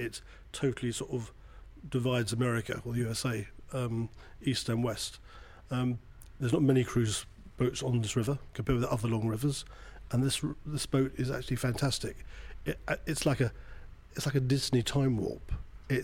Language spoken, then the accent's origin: English; United Kingdom; I'm a Brit